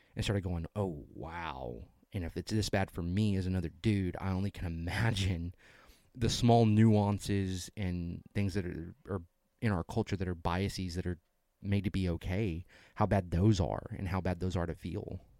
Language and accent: English; the South, United States; we're from the South.